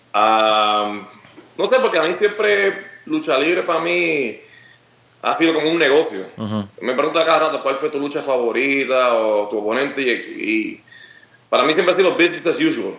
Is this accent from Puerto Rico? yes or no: yes; Puerto Rico; soy orgulloso de ser de Puerto Rico